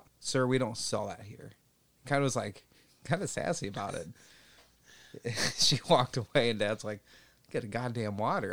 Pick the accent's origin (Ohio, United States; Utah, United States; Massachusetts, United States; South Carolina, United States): Ohio, United States; I grew up in Ohio.